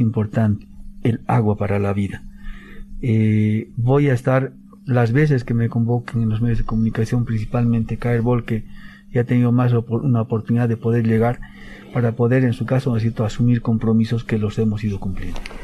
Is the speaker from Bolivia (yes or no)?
yes; Bolivia; todos los bolivianos estamos